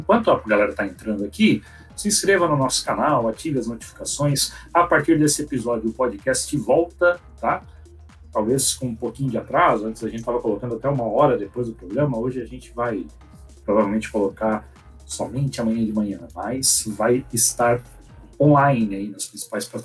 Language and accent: Portuguese; São Paulo, Brazil; born there; Eu sou de coração porque nasci em São Paulo, mas de pai e mãe joinvilense